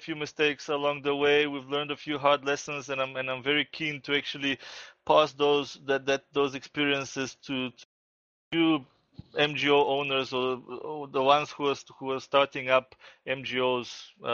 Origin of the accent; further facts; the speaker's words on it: Bulgaria; moved away; also born or lived in South Africa; I went back to my home country, Bulgaria, about 6 months ago